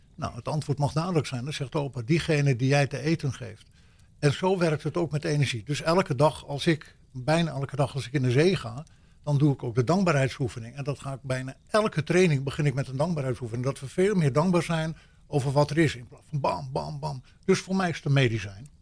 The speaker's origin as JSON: {"language": "Dutch", "country": "Netherlands", "also_born_or_lived": "United States", "said": "als echte Nederlander"}